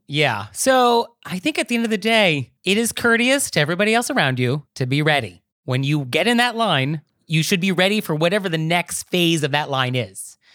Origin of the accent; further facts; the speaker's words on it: New York, United States; as a New Yorker